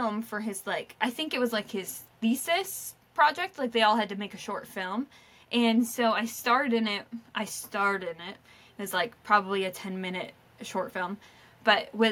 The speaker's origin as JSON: {"language": "English", "town": "Surry", "region": "Maine", "country": "United States", "also_born_or_lived": "Boston", "moved": "yes", "said": "I'm from Surrey, Maine."}